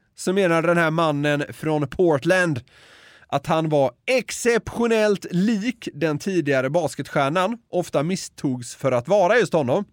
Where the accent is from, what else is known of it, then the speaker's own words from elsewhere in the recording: Sweden; som svensk